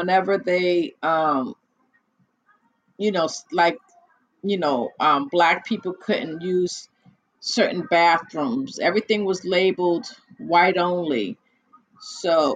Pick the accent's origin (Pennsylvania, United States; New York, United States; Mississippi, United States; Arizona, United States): New York, United States; accent: New York; My New York accent.